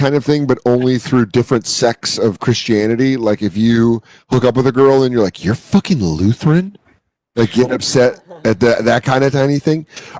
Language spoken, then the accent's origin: English; Colorado, United States; now in New York, United States; growing up in Colorado